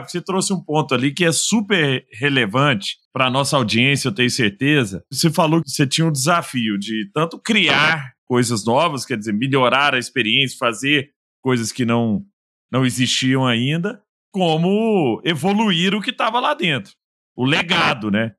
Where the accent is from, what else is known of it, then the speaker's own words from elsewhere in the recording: Araguari, Minas Gerais, Brazil; lá em Araguari, né, na minha terra natal